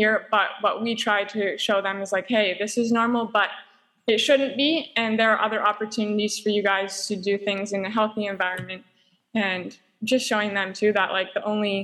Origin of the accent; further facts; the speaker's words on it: Cowichan Valley, British Columbia, Canada; moved away as an adult; now in Costa Rica; I grew up in the Cowichan Valley and grew up going to New Life Community Baptist Church